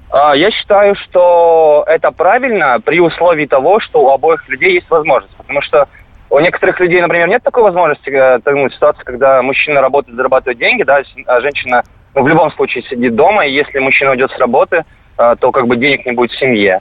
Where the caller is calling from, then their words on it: Rostov-on-Don, Rostov Oblast, Russia; я звоню из Ростова-на-Дону